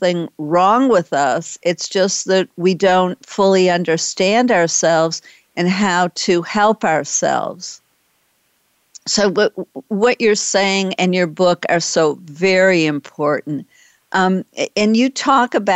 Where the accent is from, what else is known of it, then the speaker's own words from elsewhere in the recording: Detroit, Michigan, United States; also born or lived in Boston; now in Dallas, United States; I used to live in Boston, and I was born in Detroit, so I'm in Dallas now